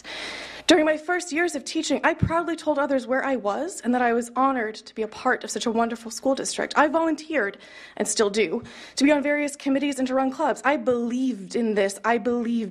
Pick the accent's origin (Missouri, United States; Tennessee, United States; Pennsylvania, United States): Missouri, United States; Kansas City; I grew up in Kansas City, Missouri, and I attended private schools my entire life